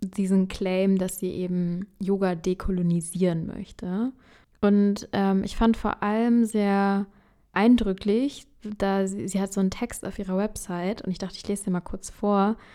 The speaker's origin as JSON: {"language": "German", "country": "India", "tie": "born or raised there", "also_born_or_lived": "Middle East", "moved": "yes", "lives_now": "Germany", "said": "Als ich in Indien aufwuchs und Jahre später als Inderin im Nahen Osten und in Deutschland, wurde ich in vielerlei Hinsicht diskriminiert."}